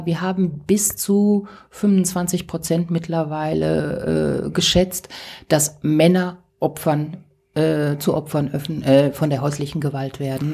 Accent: Ruhr area, North Rhine-Westphalia, Germany; ich komme aus dem Ruhrgebiet

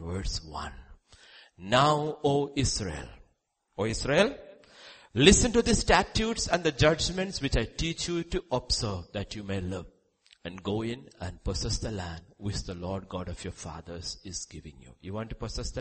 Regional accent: India; We were all born in India, right? As Indian citizens

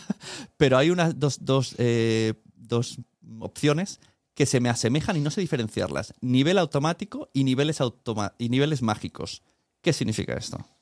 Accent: Spain; como español

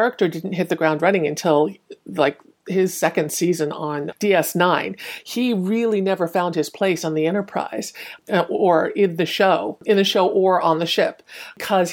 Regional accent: United States; born or raised there; also born or lived in Hong Kong

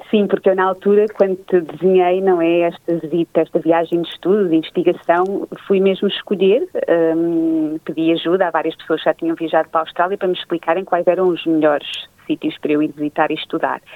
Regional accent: Leiria, Centro, Portugal; eu nasci em Leiria, no centro de Portugal, uh, cresci junto dos meus pais e avós, à beira do Rio Lis

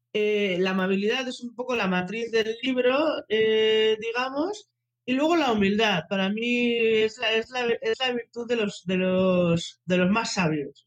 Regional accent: Bilbao, Basque Country, Spain; soy de Bilbao

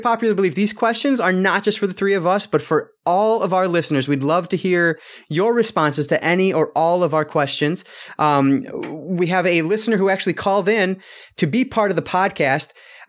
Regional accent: Michigan, United States; I'm from Michigan, but I don't know.

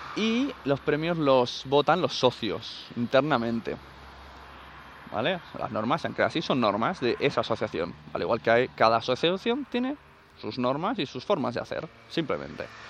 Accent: Catalonia, Spain; en mi pueblo tres asociaciones de sevillanas, que no creo que las haya, porque es Cataluña

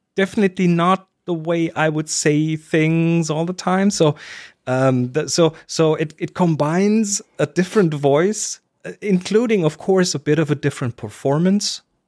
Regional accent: Germany; I'm German

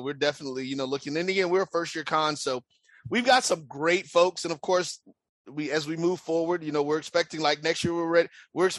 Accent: the South, Florida, United States; I'm from the South.

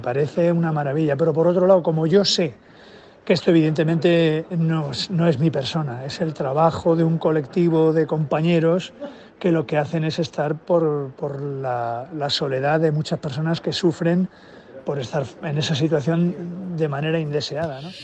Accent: Andalusia, Spain

